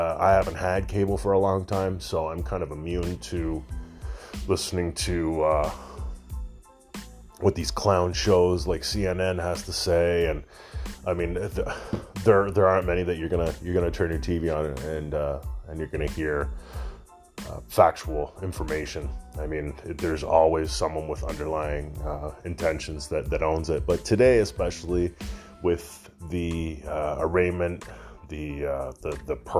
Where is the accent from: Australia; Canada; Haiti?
Canada; being a Canadian boy, up here in Canada